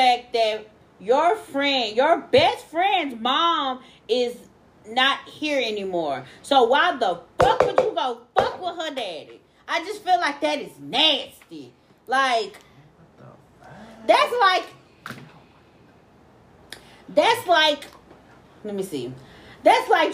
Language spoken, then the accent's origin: English; Texas, United States; we are from Texas